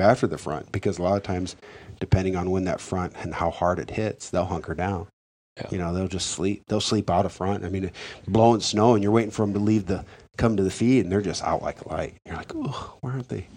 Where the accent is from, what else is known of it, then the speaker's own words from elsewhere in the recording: United States; growing up on the Mississippi